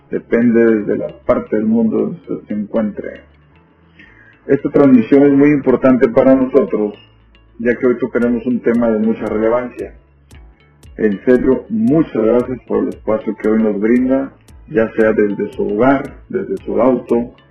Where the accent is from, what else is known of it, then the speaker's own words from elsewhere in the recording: Ciudad Madero, Tamaulipas, Mexico; born there; Nací en Ciudad Madero, una ciudad ubicada en el sur del estado de Tamaulipas, aquí en México